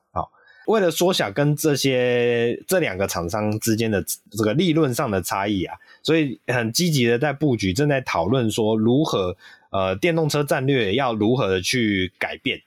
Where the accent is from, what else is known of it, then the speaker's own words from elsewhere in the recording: Taiwan; 我们台湾人